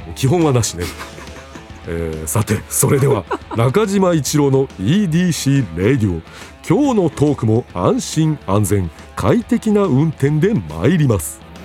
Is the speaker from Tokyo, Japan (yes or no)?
no; Kamogawa, Chiba, Japan; 私の地元である鴨川市